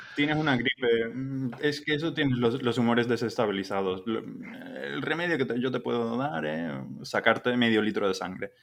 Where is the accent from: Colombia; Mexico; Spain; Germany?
Germany; el alemán de turno